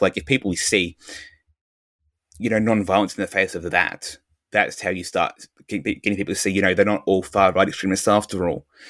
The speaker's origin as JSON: {"language": "English", "country": "Australia"}